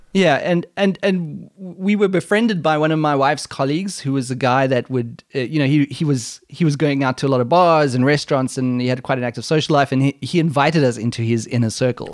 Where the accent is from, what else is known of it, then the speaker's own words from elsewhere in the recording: South Africa; now in Germany; I'm South African